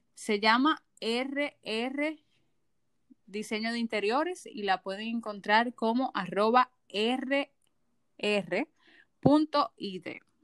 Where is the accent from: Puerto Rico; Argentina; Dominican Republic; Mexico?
Dominican Republic; como ciudadanos dominicanos